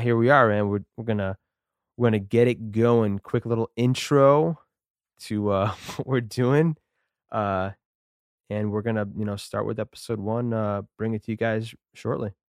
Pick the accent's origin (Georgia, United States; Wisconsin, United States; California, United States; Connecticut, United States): Connecticut, United States; Hamden; I grew up in Hamden